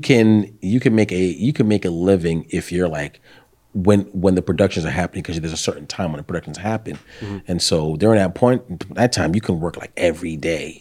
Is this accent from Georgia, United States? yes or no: no; New York City, New York, United States; moved away as an adult; now in Virginia, United States; I grew up in the 90s in Brooklyn, Bed-Stuy